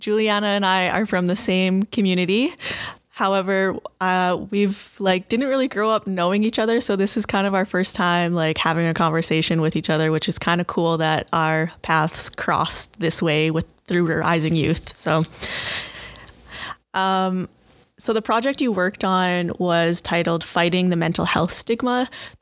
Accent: Saskatchewan, Canada; now in Saskatoon, Canada; I'm from Treaty 6 territory, and I live in Saskatoon, Saskatchewan. I'm a Woodland Cree woman

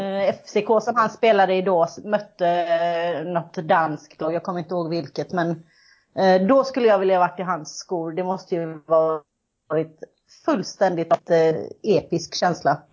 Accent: Kållered, Västra Götaland, Sweden; now in Gothenburg, Sweden; jag kommer ifrån Kållered kan man säga. Jag bor i Göteborg

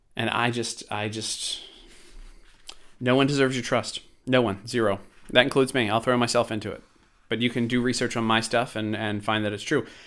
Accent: Baltimore, Maryland, United States; I grew up in Baltimore And I saw too much B S from the police

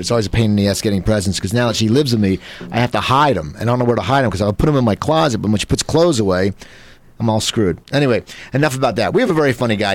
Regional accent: Cherry Hill, New Jersey, United States; I'm from Cherry Hill.

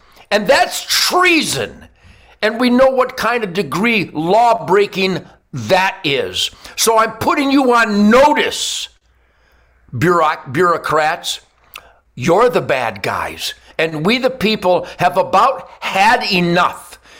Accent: Detroit, Michigan, United States; I'm from Detroit. I've seen the riots.

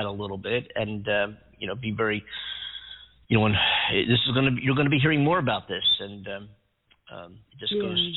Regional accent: Philadelphia, Pennsylvania, United States; grew up listening to Philadelphia radio

